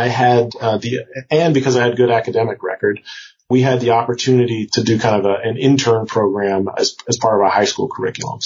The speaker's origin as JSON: {"language": "English", "area": "Prince George's County", "region": "Maryland", "country": "United States", "tie": "born or raised there", "also_born_or_lived": "Cambridge, Massachusetts", "moved": "as an adult", "said": "I was coming from PG County, Maryland, which, PG, my hometown's like, you know, 95% black."}